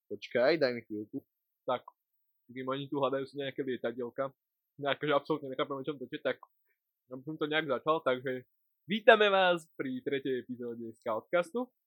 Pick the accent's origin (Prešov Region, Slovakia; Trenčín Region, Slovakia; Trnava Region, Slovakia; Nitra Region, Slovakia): Trenčín Region, Slovakia; Pruské; Pochádzam z Pruského